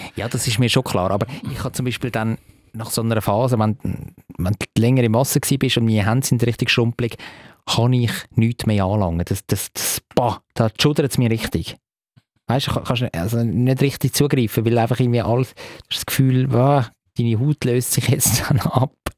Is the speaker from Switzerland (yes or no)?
yes; Stallikon, Zurich, Switzerland; ich bin ja zum Teil in Staliken aufgewachsen